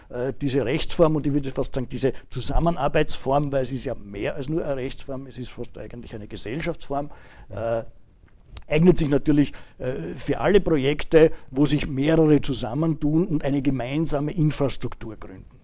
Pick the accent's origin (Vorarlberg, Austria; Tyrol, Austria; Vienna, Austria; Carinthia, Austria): Vienna, Austria; Persönlich, äh, ich bin äh, Wiener, fühle mich auch sehr wohl in Wien.